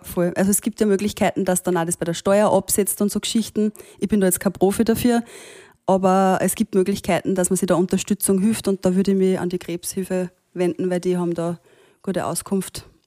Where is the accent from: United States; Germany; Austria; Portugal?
Austria; bin ich in Österreich geboren